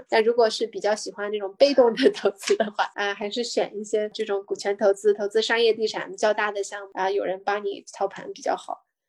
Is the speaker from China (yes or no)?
yes; China; now in United States; 我们中国人非常熟悉的炒房